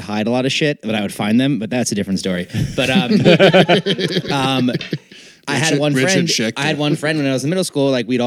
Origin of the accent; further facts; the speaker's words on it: New York, United States; moved away; I grew up in New York